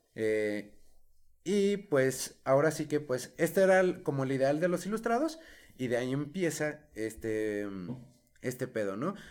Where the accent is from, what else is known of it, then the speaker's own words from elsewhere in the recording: Mexico; Todos pagamos impuestos como ciudadanos mexicanos